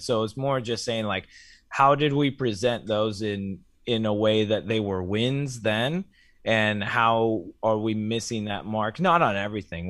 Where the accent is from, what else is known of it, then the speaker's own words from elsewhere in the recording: Ohio, United States; my home state of Ohio